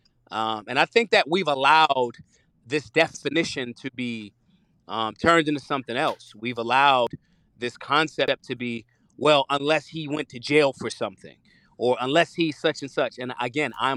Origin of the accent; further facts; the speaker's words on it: Philadelphia, Pennsylvania, United States; I'm from Philly.